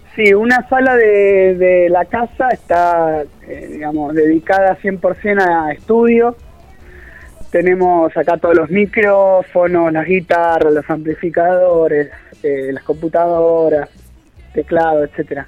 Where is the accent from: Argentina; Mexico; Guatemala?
Argentina; como argentinos, como sociedad